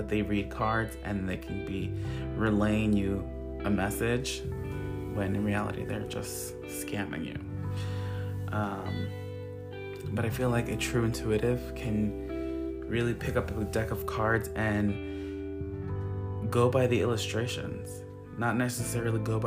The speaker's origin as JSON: {"language": "English", "area": "Long Island", "region": "New York", "country": "United States", "tie": "born or raised there", "said": "Long Island, New York. That is where I'm from. That is where I live. I've been here all of my life."}